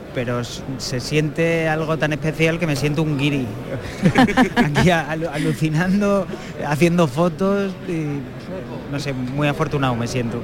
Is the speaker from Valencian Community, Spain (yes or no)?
no; Seville, Andalusia, Spain; now in Madrid, Spain; yo soy de Sevilla